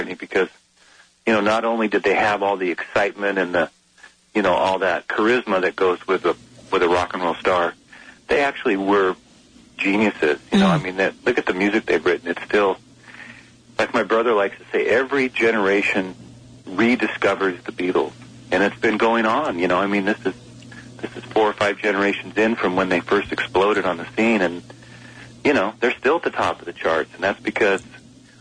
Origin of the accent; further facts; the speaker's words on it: Bellingham, Washington, United States; I live in the Northwest, and I've been doing a lot of traveling, but I'm finishing up the year with two shows in my hometown of Bellingham